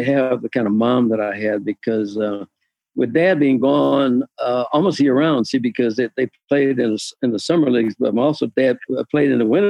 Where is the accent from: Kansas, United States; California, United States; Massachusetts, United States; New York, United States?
Kansas, United States; Kansas City; And we lived on a farm, us on the outside of town.